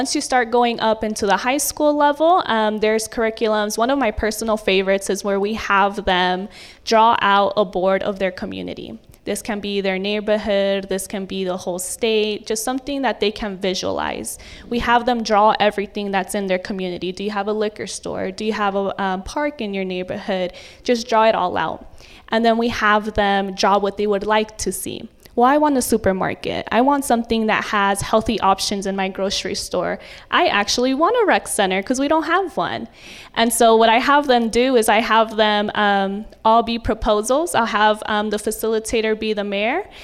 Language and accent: English; Oakland, California, United States; I grew up in East Oakland